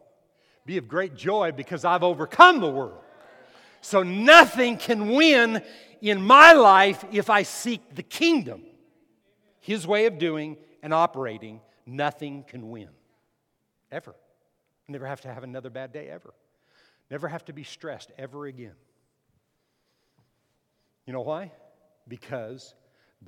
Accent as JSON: {"language": "English", "town": "Las Cruces", "region": "New Mexico", "country": "United States", "tie": "born or raised there", "also_born_or_lived": "McAllen, Texas", "moved": "yes", "said": "I lived in McAllen in the Rio Grande Valley, but in New Mexico, in Las Cruces, it was the Mesilla Valley"}